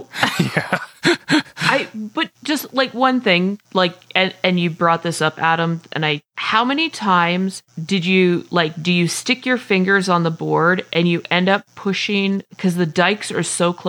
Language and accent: English; Canada; I'm Canadian.